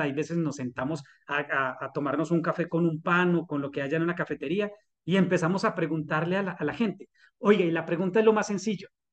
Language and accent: Spanish; Colombia; nos merecemos como colombianos